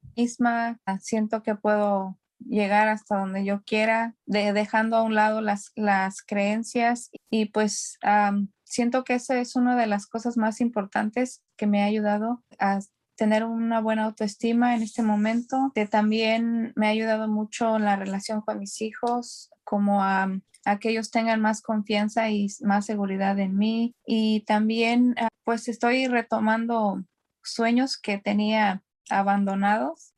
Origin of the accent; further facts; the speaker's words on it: Mexico; moved away as an adult; now in California, United States; yo soy mexicana y tengo ah, radicando en California por 15 años